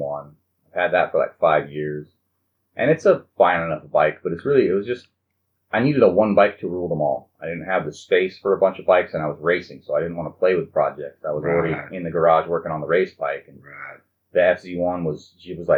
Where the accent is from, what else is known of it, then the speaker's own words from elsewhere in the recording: Huntington Beach, California, United States; I'm from Huntington Beach